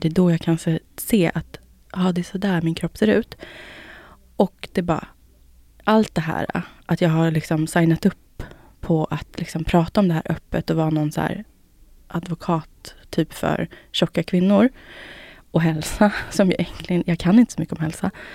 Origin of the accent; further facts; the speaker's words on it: Finland; Jag är finne